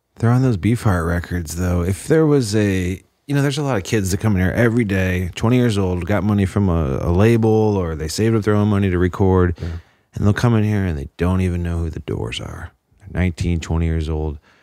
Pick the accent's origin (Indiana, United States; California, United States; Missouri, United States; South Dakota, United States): Indiana, United States; Chicagoland area; I'm from Indiana, Chicagoland area